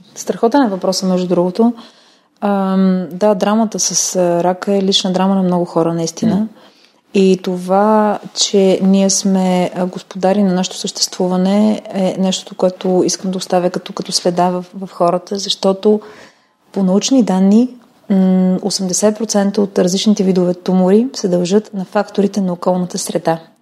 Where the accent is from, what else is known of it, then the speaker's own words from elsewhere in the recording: Kyustendil, Kyustendil Province, Bulgaria; в болницата в родния ми град Кюстендил